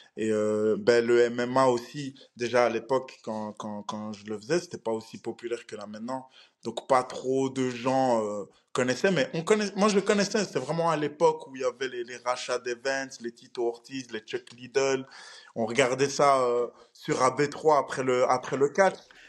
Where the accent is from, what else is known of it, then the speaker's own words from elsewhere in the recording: Belgium; Je viens de la Belgique.